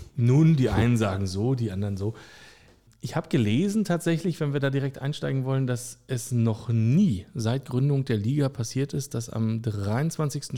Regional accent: Berlin, Germany; Autor aus Berlin. Geboren am Stadtrand

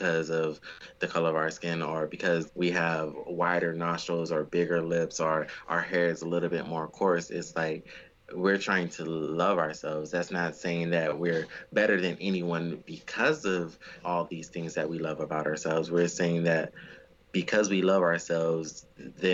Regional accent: United States; Me as an American

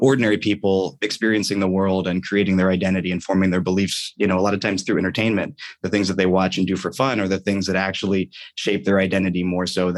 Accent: Columbus, Ohio, United States; moved away as an adult; also born or lived in Williamsburg, Virginia; I grew up in Columbus, Ohio

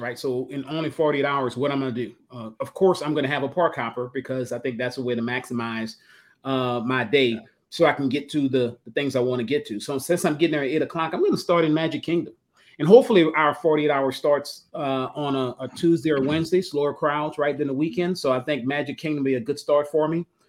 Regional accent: the South, United States; I'm from the South

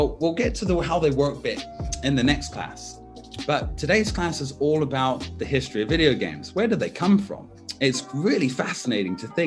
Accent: United States; also born or lived in Washington / California; now in Brighton, United Kingdom; I grew up in kind of Washington State and California, Northern California, so West Side

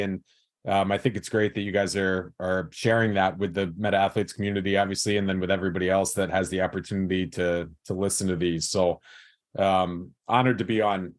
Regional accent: West Chester, Pennsylvania, United States; I grew up in Westchester, Pennsylvania, which is about an hour straight west of Philadelphia

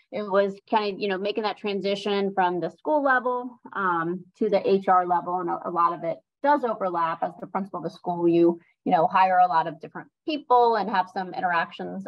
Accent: Sarasota, Florida, United States; I grew up in Sarasota. I was born here. So I'm a native to Sarasota County

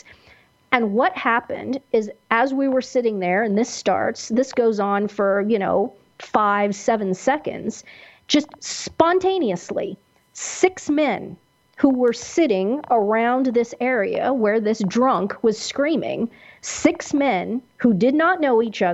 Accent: Kansas, United States; where I grew up in Kansas

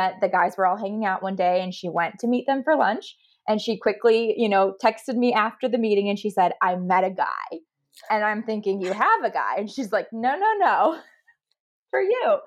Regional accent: Ohio, United States; moved away as an adult; now in Dallas, United States; I am actually from Ohio. My parents are still there, but my sister is 2 years older. She moved out to Dallas and I followed quickly behind when I graduated

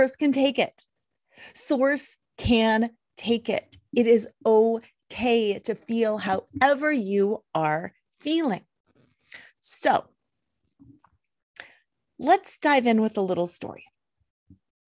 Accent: Colorado, United States; I'm from Colorado

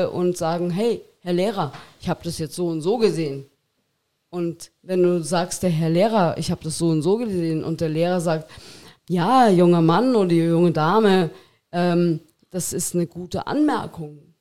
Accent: Miesbach, Bavaria, Germany; Miesbach, ja, Aus ja. Miesbach, genau.

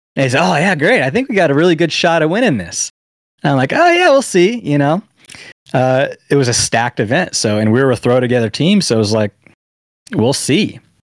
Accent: San Diego, California, United States; my hometown san diego

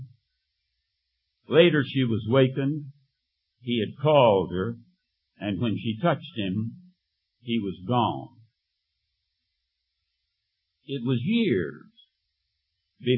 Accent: the Bible Belt, the South, United States; When I was 16, as a Methodist in the South in the Bible Belt, in my church

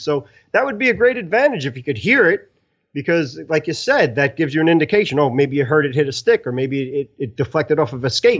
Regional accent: New York City, New York, United States; I'm an Italian from Brooklyn

